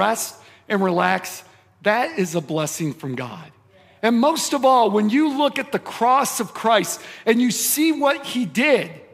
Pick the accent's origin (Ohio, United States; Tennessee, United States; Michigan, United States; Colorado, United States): Michigan, United States; I grew up in Michigan